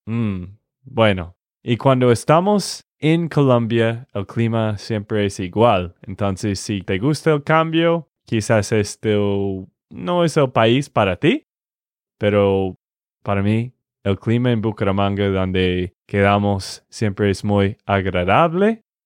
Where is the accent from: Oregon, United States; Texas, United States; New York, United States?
Texas, United States; de Texas, Estados Unidos